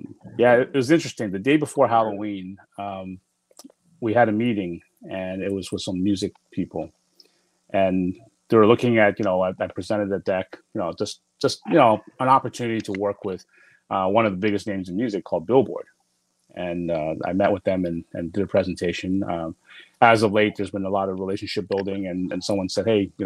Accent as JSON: {"language": "English", "town": "Toronto", "region": "Ontario", "country": "Canada", "tie": "born or raised there", "said": "The Six, which is, you know, my hometown, Toronto."}